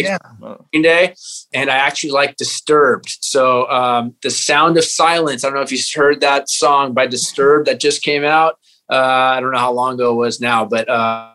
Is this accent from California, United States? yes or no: yes; California, United States; I'm a California boy